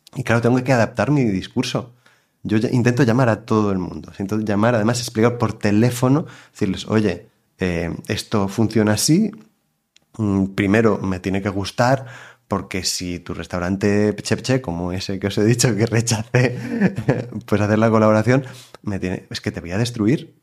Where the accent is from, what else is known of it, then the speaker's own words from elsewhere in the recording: Girona, Catalonia, Spain; yo nací em, en Girona, y estudié también en Girona, pero mi madre es de Barcelona y mi padre es de Madrid.